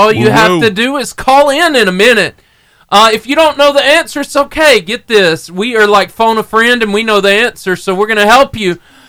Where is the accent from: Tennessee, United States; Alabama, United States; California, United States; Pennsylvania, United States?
Alabama, United States; Arab; But Will and I grew up at ARAB together.